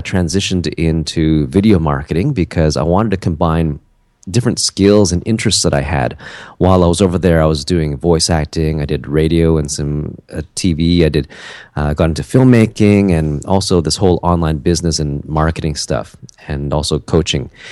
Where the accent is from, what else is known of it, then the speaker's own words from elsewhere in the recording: Canada; also born or lived in South Korea; a Canadian guy who lives in Vancouver